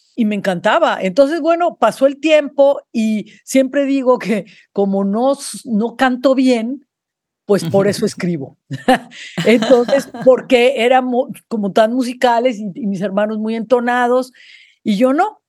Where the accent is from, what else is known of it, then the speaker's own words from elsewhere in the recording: Mexico City, Mexico; yo crecí en la Ciudad de México, yo soy de la Ciudad de México